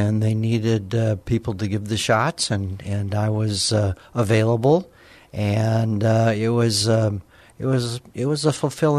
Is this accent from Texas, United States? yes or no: no; Alamogordo, New Mexico, United States; I was born in Alamogordo, New Mexico, and born and raised there, went to public high school there, went to the University of New Mexico